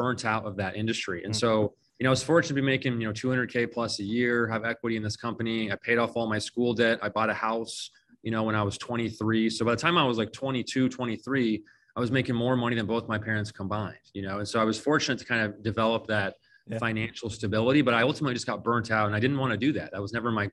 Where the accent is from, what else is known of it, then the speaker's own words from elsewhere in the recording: Phoenix, Arizona, United States; I was born and raised here in Phoenix, Arizona, you know, lived here my entire life.